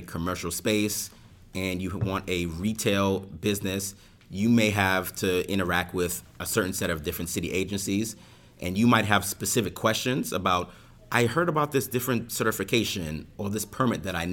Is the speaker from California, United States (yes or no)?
no; New York City, New York, United States; I grew up in Brooklyn, I grew up in Crown Heights